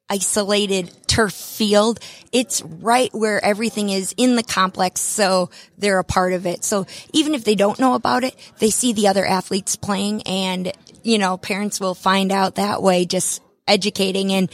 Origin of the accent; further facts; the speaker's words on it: Wisconsin, United States; now in Acworth, United States; I'm from Wisconsin, and if you can't tell with my accent